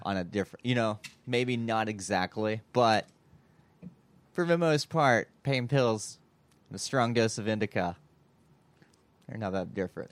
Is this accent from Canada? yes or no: no; Kentucky, United States; we're both from Kentucky.